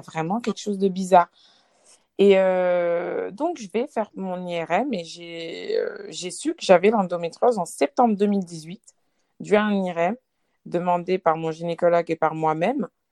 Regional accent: Lyon, Auvergne-Rhône-Alpes, France; j'ai 28 ans, je viens de Lyon

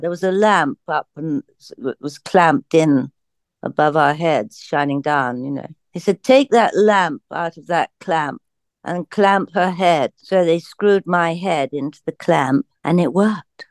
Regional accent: England, United Kingdom; I come from England

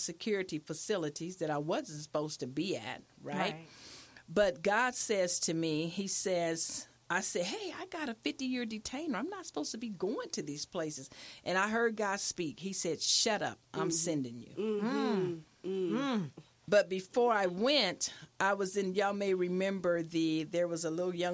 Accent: Milwaukee, Wisconsin, United States; I was raised in Milwaukee, Wisconsin, by my mom's sister

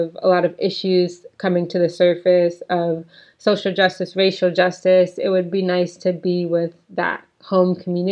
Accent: United States; now in Poland; my husband is Polish and I am American, African American.

